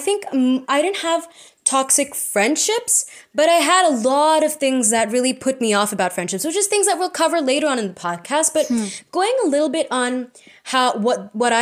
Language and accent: English; India; We are Indian postgrads in psychology